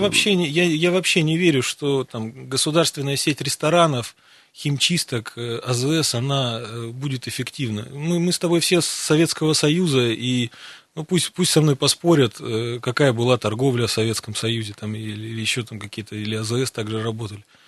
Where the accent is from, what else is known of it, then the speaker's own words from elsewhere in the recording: Siberia, Russia; Мы сибиряки